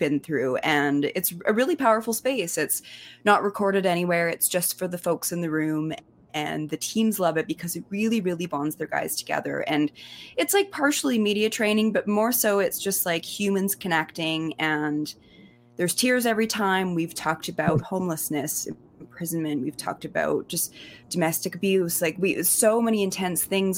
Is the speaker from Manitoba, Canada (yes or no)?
no; Kimberley, British Columbia, Canada; moved away; I'm from Kimberley